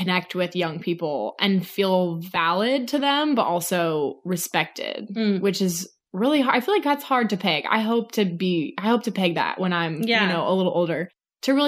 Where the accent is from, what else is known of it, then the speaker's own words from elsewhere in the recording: Sacramento, California, United States; moved away; Northern California in Sacramento, lived on a fruit farm and out in the middle of nowhere, didn't have cable